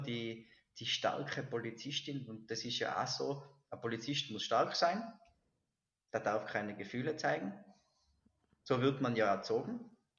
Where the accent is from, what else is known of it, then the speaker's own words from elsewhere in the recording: Silz, Tyrol, Austria; bin ich in Silz, in Silz geboren, das ist im Tiroler Oberland